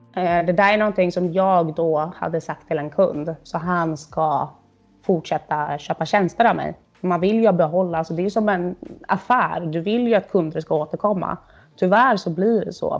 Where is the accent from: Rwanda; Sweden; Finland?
Sweden; now in Berlin, Germany